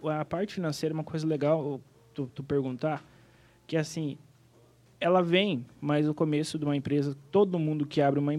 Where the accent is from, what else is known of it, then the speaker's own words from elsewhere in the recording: Planalto, Rio Grande do Sul, Brazil; Bem então. Né? influenciada. Eu sou gaúcho, né?